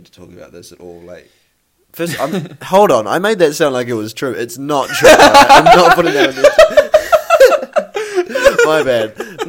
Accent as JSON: {"language": "English", "region": "Kansas", "country": "United States", "said": "I'm from Kansas"}